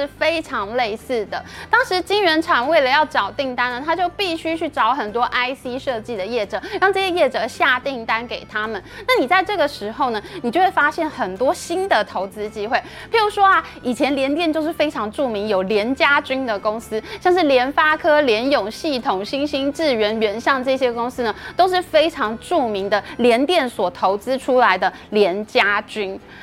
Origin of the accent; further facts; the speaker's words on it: Taiwan; 我们台湾人呢，从小呢，在学生时代呢，自多做小学生的时候，我们就是要趴在书桌上面，一笔一画写生字簿